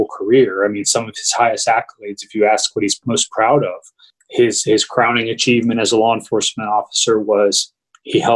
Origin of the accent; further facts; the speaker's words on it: United States; growing up as an American, I've always held to this ideal of, you know, American exceptionalism. I've lived in this country my whole life